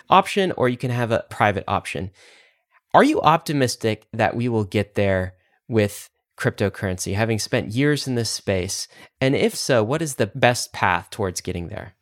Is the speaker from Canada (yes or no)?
no; United States; as an American